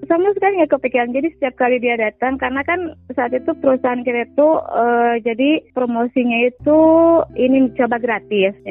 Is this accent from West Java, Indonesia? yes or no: yes; Sumedang, West Java, Indonesia; saya seorang ibu rumah tangga, uh, saya dari Sumedang.